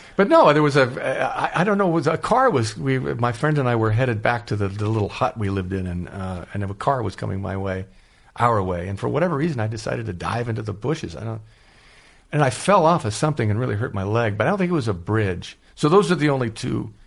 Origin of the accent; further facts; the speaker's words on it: San Diego, California, United States; also born or lived in Los Angeles; now in Chadron, United States; Growing up in San Diego, I disliked Los Angeles